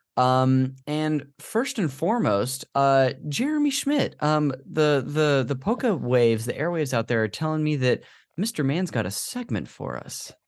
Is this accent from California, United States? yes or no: yes; Modesto, California, United States; this church we went to growing up in Modesto